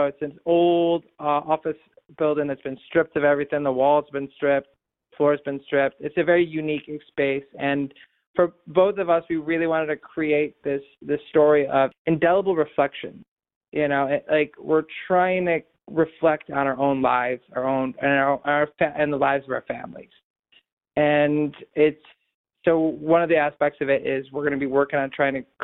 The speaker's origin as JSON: {"language": "English", "town": "Rochester", "region": "New York", "country": "United States", "tie": "born or raised there", "said": "I grew up in Maplewood in Edgerton Park."}